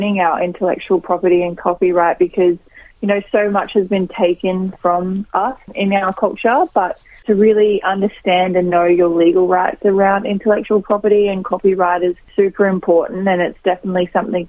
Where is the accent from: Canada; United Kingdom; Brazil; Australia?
Australia; Brisbane, Queensland; I'm from Brisbane